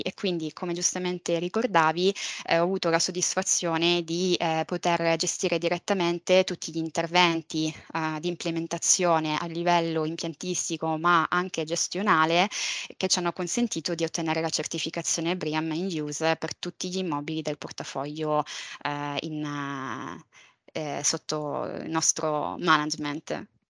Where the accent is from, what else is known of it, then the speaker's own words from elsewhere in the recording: Palermo, Sicily, Italy; also born or lived in Valencia; sono nata e cresciuta a Palermo